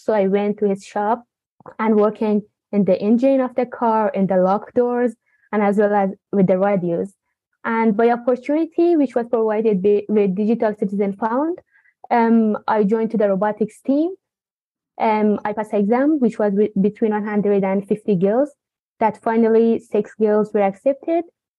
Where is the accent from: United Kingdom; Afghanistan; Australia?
Afghanistan; Herat; moved away; And so I'm from Afghanistan, Herat city